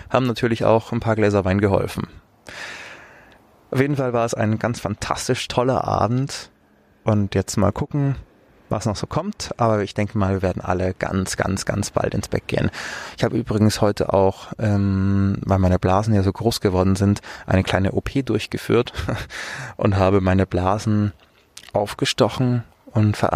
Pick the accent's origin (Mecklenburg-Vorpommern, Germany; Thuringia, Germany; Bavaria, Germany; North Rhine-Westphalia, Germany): Bavaria, Germany; Munich; Ich bin ja auch aus München.